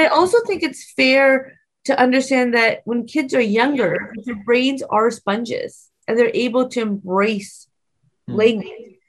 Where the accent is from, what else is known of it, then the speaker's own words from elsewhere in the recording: Waterloo, Ontario, Canada; first language Punjabi; English is a second language; I'm born and raised in the Warli region. My first language is Punjabi. I come from an extended family